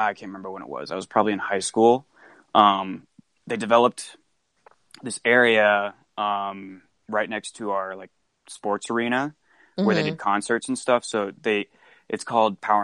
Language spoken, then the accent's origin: English; Johnson County, Kansas, United States; moved away as an adult; also born or lived in Pittsburg, Kansas; born and raised in an area called Johnson County